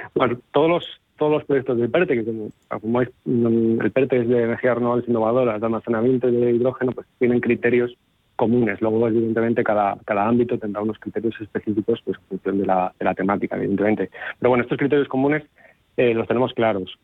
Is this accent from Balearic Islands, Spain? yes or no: no; León, Castile and León, Spain; provengo de cuenca minera. Soy de León.